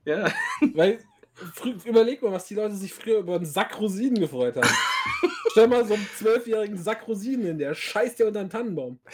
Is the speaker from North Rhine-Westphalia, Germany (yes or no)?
no; Frankfurt, Hesse, Germany; ich bin ja als gebürtiger Frankfurter, der eigentlich eher so aus, aus dem Randbezirk, aus dem Vorort kommt